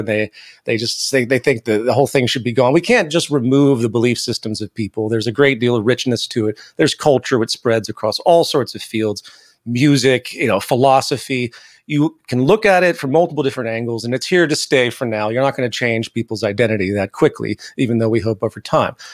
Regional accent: the American South, United States; I grew up in the South, the American South

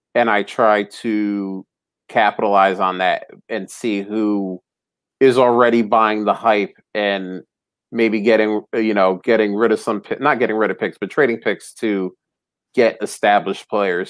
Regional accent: New Jersey, United States; now in Philadelphia area, United States; I'm actually originally from North Jersey. I grew up about a half hour away from the Old Meadowlands

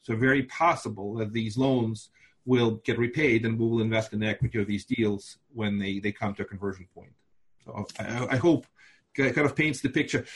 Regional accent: Moldova; first language Russian; English is a second language; also born or lived in Binghamton, New York; now in Brooklyn, United States; I live in Brooklyn, New York. Uh, I'm originally from Moldova

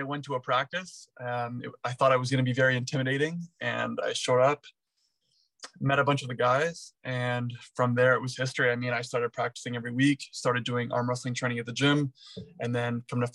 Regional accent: Eastern Townships, Quebec, Canada; The Eastern Townships.

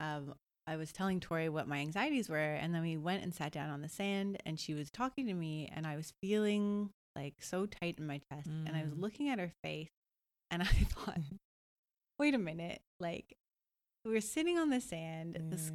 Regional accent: Toronto, Ontario, Canada; moved away as an adult; also born or lived in Costa Rica; now in Gold Coast, Australia; I'm from Toronto and I'm a designer

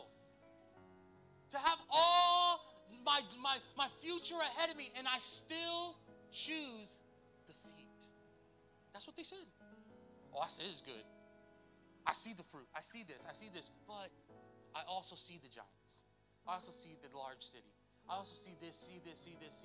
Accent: Lakeland, United States; I'm from Lakeland.

